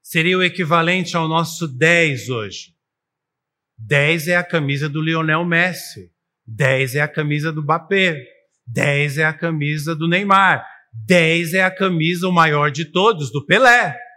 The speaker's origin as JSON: {"language": "Portuguese", "country": "Brazil", "said": "como brasileiros e como cidadãos no mundo"}